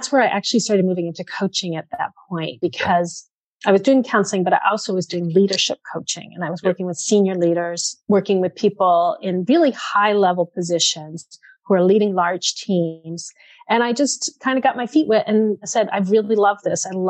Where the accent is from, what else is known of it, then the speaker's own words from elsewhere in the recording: Framingham, Massachusetts, United States; I grew up in Framingham, so I am a Middlesex girl